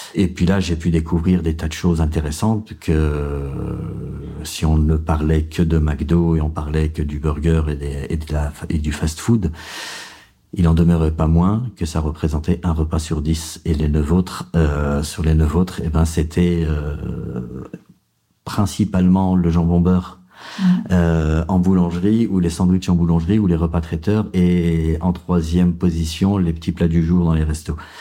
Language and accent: French; Vénissieux, Auvergne-Rhône-Alpes, France; J'ai grandi en banlieue, à Vénissieux, au Minguette